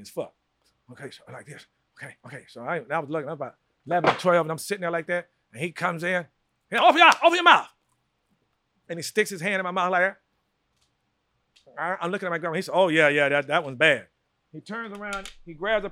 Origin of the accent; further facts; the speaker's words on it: Wilson, North Carolina, United States; moved away; also born or lived in New York City; the way I was raised in North Carolina